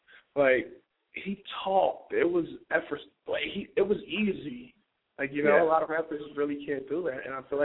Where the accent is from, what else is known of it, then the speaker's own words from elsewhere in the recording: New York City, New York, United States; growing up in Brooklyn